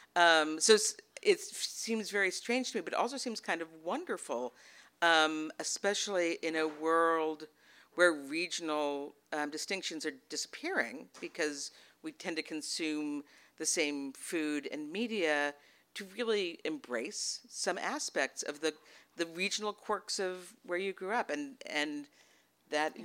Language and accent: English; Massachusetts, United States; also born or lived in Portland, Oregon; now in Texas, United States; I live in Texas now. I was raised in Massachusetts mostly, and also a bit in Portland, Oregon